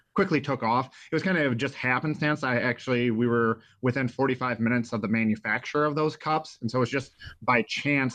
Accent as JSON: {"language": "English", "town": "Jackson", "region": "Michigan", "country": "United States", "tie": "born or raised there", "said": "I grew up in Jackson, Michigan, tons of swamps"}